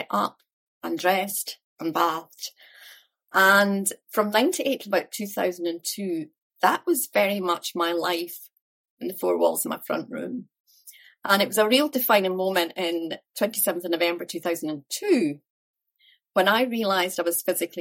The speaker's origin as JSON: {"language": "English", "town": "Dunfermline", "region": "Scotland", "country": "United Kingdom", "tie": "born or raised there", "also_born_or_lived": "Glasgow", "said": "I was brought up in Dunfermline in Fife, so only about 20 minutes from where I live now, actually"}